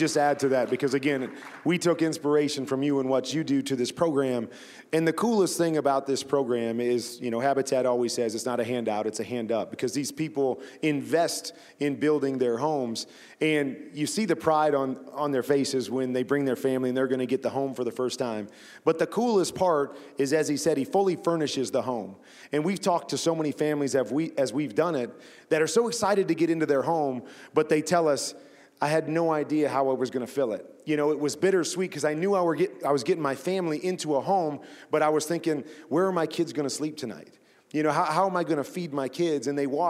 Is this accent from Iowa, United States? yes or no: yes; Iowa, United States; And then I grew up in Iowa, so we didn't have a pro sports team. So the closest team to us was the Chicago Bears.